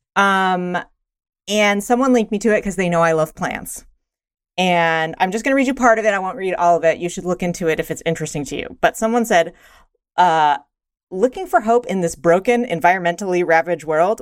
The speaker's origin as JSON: {"language": "English", "region": "Eastern Kentucky", "country": "United States", "tie": "born or raised there", "said": "growing up in Eastern Kentucky"}